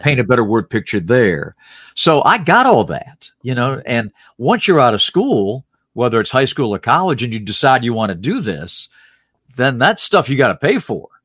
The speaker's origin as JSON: {"language": "English", "town": "Salisbury", "region": "North Carolina", "country": "United States", "tie": "born or raised there", "also_born_or_lived": "Norfolk, Virginia", "moved": "as an adult"}